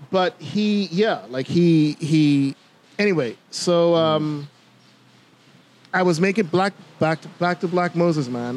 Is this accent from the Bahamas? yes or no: yes; Bimini, Bahamas; now in Nassau, Bahamas; Growing up in Bimini